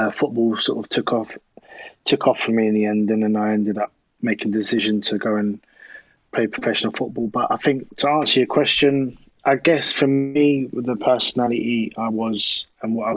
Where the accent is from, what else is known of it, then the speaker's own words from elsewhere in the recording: Croydon, London, United Kingdom; also born or lived in Thornton Heath / South East England; I'm from South London originally. So I was born in Croydon